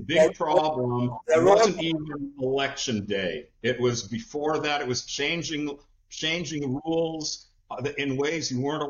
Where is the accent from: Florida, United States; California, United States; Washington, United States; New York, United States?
Washington, United States; Seattle; moved away; I'm from Seattle originally.